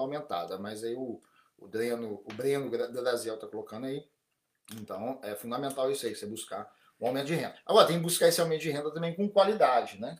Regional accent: Brazil; now in Japan; como brasileiro no Japão, como dentro da comunidade brasileira no Japão

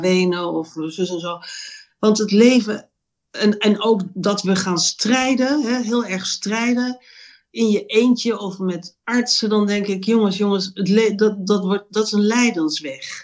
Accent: Amsterdam, North Holland, Netherlands; now in Roermond, Netherlands; ik ben eh, eh, geboren in Amsterdam. en Ik woon nu in Roermond, in Limburg.

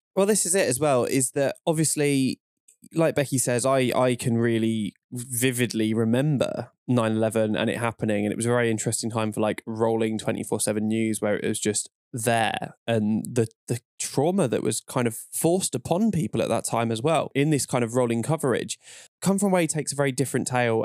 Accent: London, United Kingdom; I'm from North London

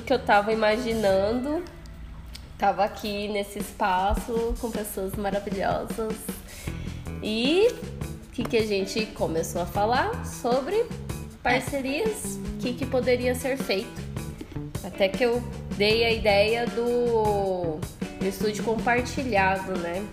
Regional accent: Cuiabá, Mato Grosso, Brazil; now in São Paulo, Brazil; eu sou de Cuiabá

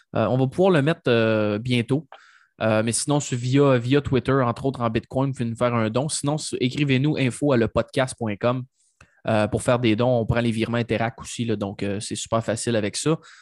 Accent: Mauricie, Quebec, Canada; ma région natale de la Mauricie

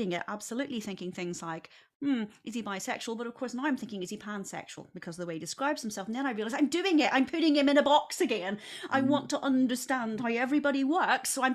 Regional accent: Northern Ireland, United Kingdom; now in United States; I'm from Northern Ireland

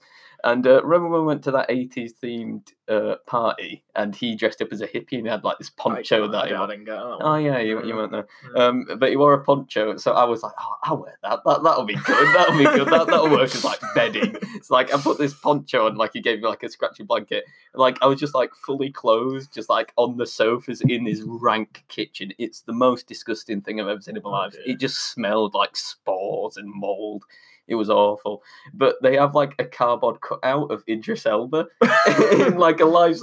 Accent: United Kingdom; as a British man

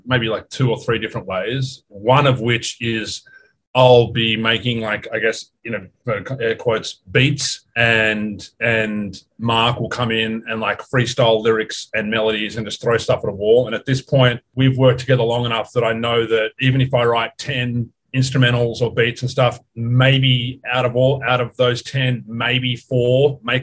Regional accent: Australia; now in Los Angeles, United States; I'm from Australia

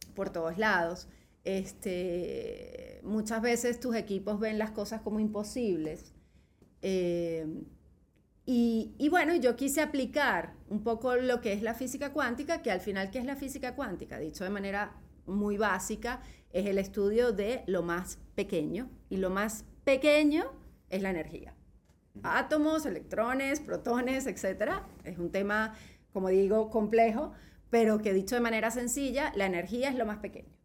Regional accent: Venezuela; moved away as an adult; now in Spain; yo salí de Venezuela muy molesta con Venezuela, ¿ok? Eh, yo estaba bien, o sea, en el sentido económico, mi casa, todo tal. Yo salí con 36 años

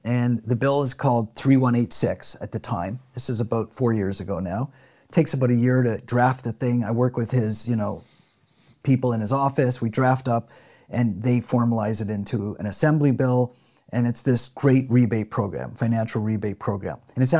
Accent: Canada; now in San Diego, United States; And I say that not, I say, listen, I'm formerly Canadian and I love California. I love living here

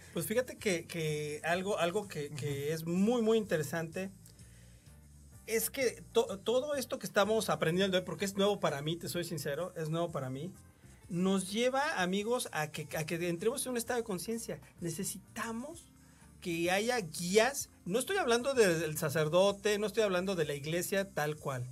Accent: Mexico; nuestras raíces como mexicanos

